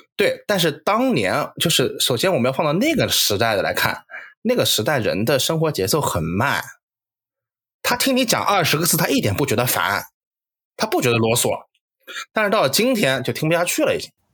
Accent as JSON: {"language": "Chinese", "town": "Nanjing", "region": "Jiangsu", "country": "China", "said": "我们是南京人，从小就是，你像我家里面就是，呃，爷爷奶奶那，嗯，那，那辈人是城南的，那就是最南，南京大本营核心，就是老南京话"}